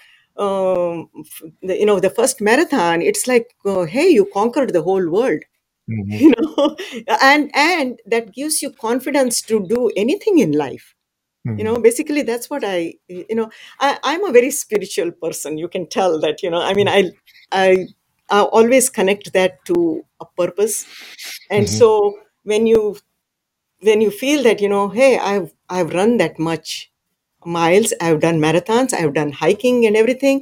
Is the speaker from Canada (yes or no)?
no; India; now in Texas, United States; I grew up in a small village back in India, and my home was surrounded by mountains, and I come from the Sahyadri mountain range